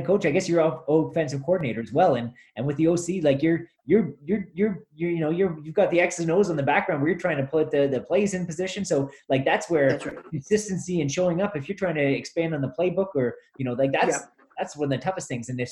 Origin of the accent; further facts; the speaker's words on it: Sudbury, Ontario, Canada; I grew up playing football in Sudbury